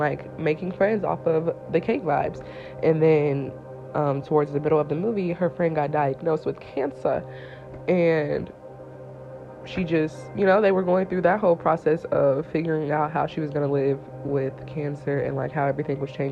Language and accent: English; Indiana, United States; also born or lived in Atlanta, Georgia; I'm from Indiana